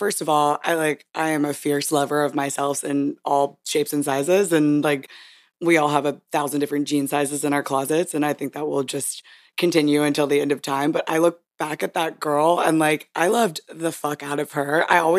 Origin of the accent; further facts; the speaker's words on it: Hawaii, United States; born there; I do like to brag that I was born in Hawaii because most people find that to be interesting.